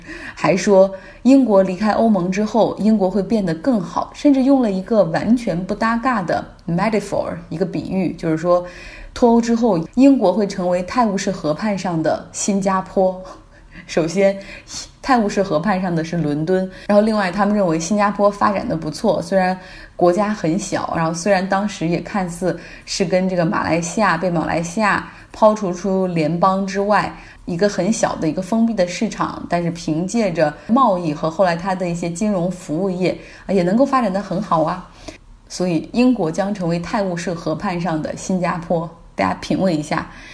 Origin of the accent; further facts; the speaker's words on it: China; 我们中国人